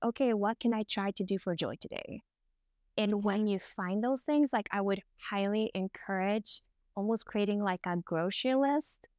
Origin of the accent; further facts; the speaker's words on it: Norway; I'm from Norway